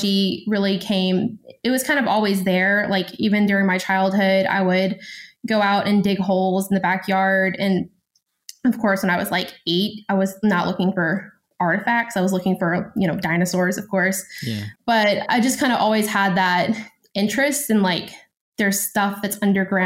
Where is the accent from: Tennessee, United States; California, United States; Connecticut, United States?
Tennessee, United States; West; also born or lived in Greece; I'm from Tennessee. I'm from West Tennessee